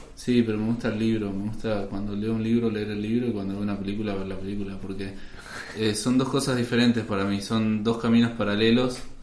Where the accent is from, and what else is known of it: Argentina